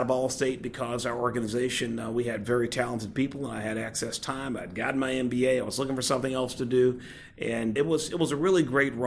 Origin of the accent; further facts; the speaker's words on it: Pine Bluff, Arkansas, United States; Originally from Pine Bluff, Arkansas.